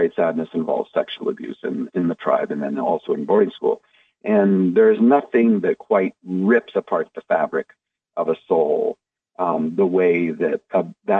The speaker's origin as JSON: {"language": "English", "country": "Canada", "said": "I'm a Canadian"}